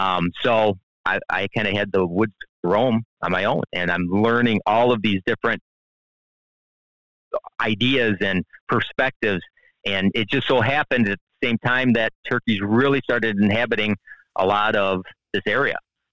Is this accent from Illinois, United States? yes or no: yes; Illinois, United States; now in Wisconsin, United States; So I'm from the Midwest originally. I'm from Northern Illinois, and we are official transplants to the state of Wisconsin.